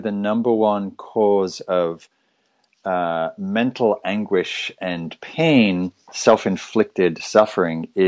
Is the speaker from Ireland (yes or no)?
no; Northern England, United Kingdom; moved away as an adult; also born or lived in London; now in Northern California, United States; I was born in England, raised in Northern England